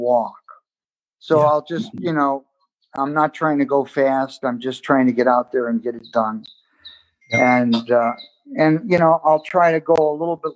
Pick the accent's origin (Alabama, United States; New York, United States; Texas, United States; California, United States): New York, United States; Rochester; moved away; I grew up in Rochester playing in clubs, playing jazz, playing bebop.